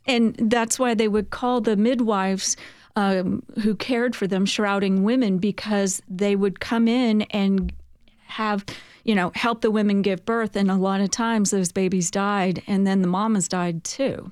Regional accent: San Francisco, California, United States; moved away as an adult; now in Murfreesboro, United States; I'm from San Francisco, California, where we have a place, Colma, California, City of the Dead

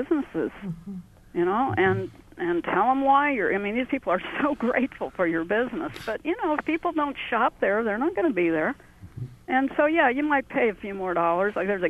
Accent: Bloomington, Indiana, United States; moved away as an adult; now in Owen County, United States; I grew up in Bloomington and moved to Owen County in 1977 because, you know, Bloomington was changing.

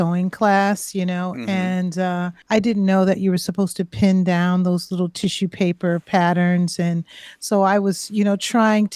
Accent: Springfield, Massachusetts, United States; I grew up in Springfield

